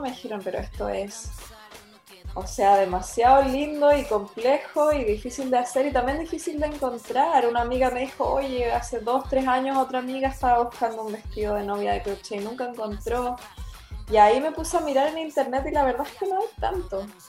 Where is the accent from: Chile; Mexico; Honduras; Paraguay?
Chile; Puerto Varas, Los Lagos; moved away as an adult; also born or lived in Valdivia / Chiloé; cuando era niña viví un tiempo en Puerto Varas y en Valdivia